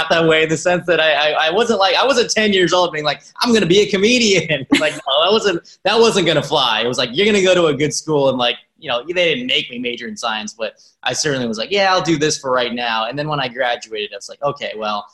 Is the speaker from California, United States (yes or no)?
yes; Riverside, California, United States; I grew up in Riverside, which is an hour and a half from